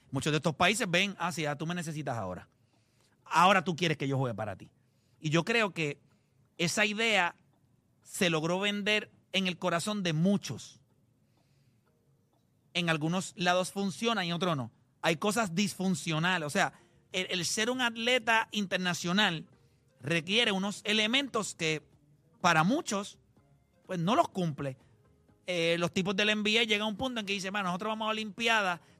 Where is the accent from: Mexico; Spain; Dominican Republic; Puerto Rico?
Puerto Rico; Digo, me siento orgulloso de donde soy. Sigo siendo puertorriqueño.